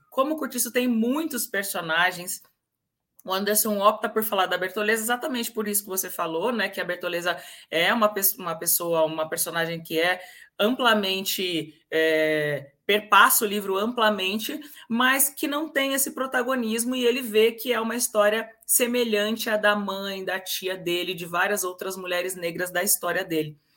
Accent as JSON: {"language": "Portuguese", "town": "Campinas", "region": "São Paulo", "country": "Brazil", "tie": "born or raised there", "said": "Eu sou natural da cidade de Carlos Gomes, de Campinas, interior de São Paulo."}